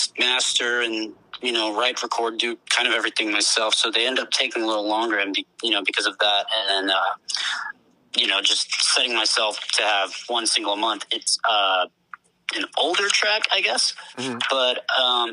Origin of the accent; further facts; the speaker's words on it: Austin, Texas, United States; I'm from Austin, Texas